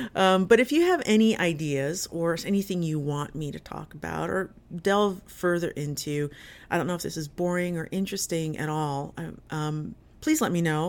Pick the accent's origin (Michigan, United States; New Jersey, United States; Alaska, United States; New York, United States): New Jersey, United States; Jersey City; I grew up in Jersey City, in New Jersey